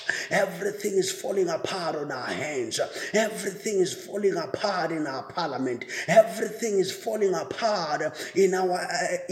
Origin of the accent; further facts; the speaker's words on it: South Africa; as a South African citizen